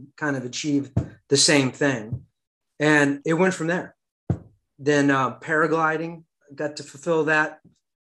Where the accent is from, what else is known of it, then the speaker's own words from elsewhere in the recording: France; moved away; also born or lived in Europe; So I grew up in Europe, and as a child in the 80s in France